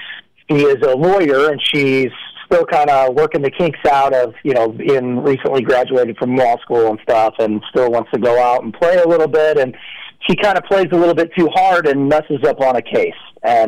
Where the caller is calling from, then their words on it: California, United States; I am calling in from Orange County, California.